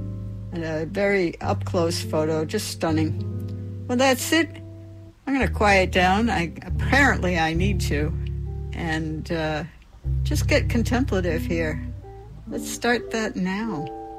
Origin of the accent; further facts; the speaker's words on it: Rhode Island, United States; I'm from Rhode Island, so I'm really Warwick.